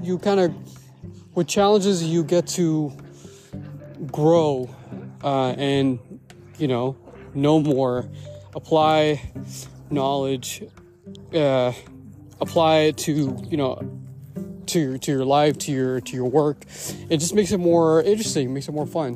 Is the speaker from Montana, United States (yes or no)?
no; Bay Area, California, United States; I'm from the Bay Area, and uh, in particular near Hayward and Castro Valley